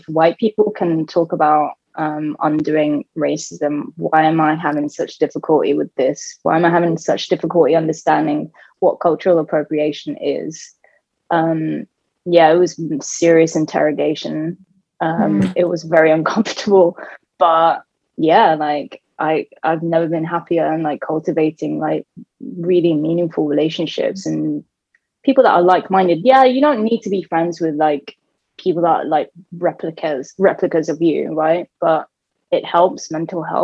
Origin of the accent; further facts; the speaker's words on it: United Kingdom; I was so conflicted being British and Bengali and Sunni Muslim and gay and now non-binary